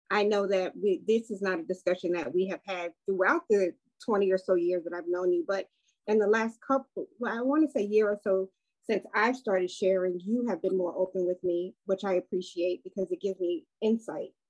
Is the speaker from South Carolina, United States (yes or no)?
no; Brooklyn, New York, United States; I grew up in Brooklyn.